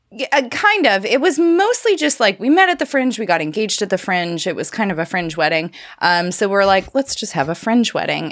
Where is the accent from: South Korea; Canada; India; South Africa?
Canada; I'm a Canadian